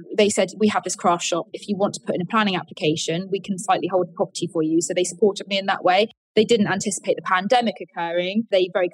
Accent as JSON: {"language": "English", "town": "Colyton", "region": "South West England", "country": "United Kingdom", "tie": "born or raised there", "also_born_or_lived": "London", "lives_now": "Lyme Regis, United Kingdom", "said": "I grew up in Devon, and I went to school in a place called Colleton"}